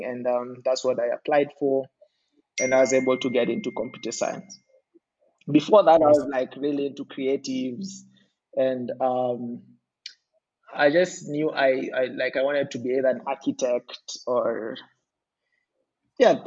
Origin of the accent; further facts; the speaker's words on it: Ngong, Kajiado County, Kenya; also born or lived in Nairobi / Athi River; So I was born in Nairobi. I spent majority of my childhood up until I was 18. I lived in Ngong